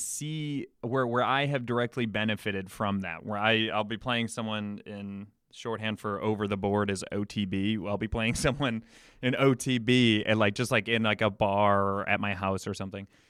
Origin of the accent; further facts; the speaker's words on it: Chicago, Illinois, United States; I come from, I'm from Chicago